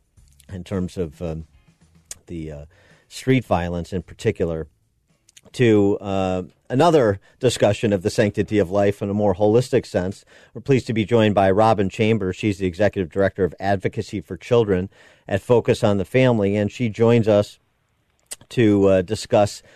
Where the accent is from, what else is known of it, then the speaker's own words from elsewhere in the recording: Chicago, Illinois, United States; I'm a Chicagoan and a Chicago native